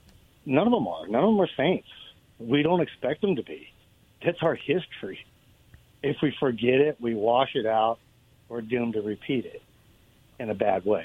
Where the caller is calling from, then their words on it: Richland, Washington, United States; Hey, this is … from Richland.